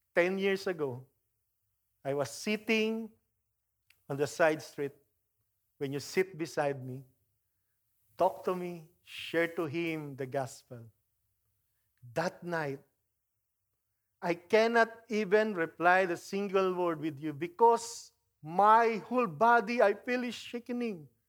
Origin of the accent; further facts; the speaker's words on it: Philippines; moved away; I grew up in the Philippines